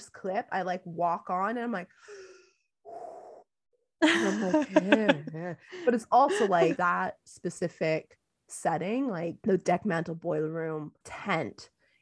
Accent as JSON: {"language": "English", "country": "Canada", "said": "I am Canadian"}